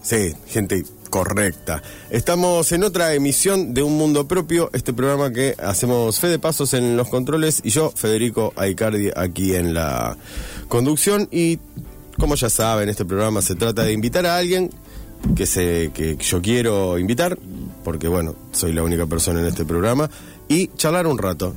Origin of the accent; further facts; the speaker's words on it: Rosario, Santa Fe, Argentina; Yo soy rosarino